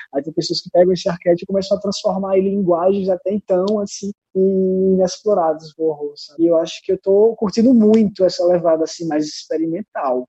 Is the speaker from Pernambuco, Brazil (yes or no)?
yes; São José do Egito, Pernambuco, Brazil; moved away; also born or lived in Recife; Eu vim de, do interior de Pernambuco, de uma cidade chamada São José do Egito